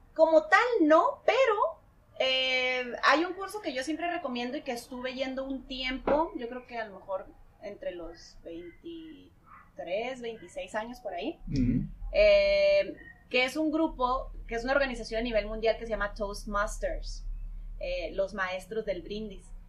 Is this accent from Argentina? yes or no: no; Tijuana, Baja California, Mexico; nací aquí en Tijuana, tengo 34 años